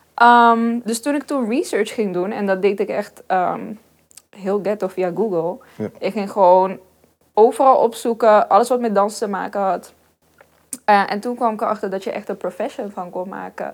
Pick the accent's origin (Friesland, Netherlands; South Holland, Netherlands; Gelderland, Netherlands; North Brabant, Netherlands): North Brabant, Netherlands; Helmond; ik ben geboren en getogen in Helmond.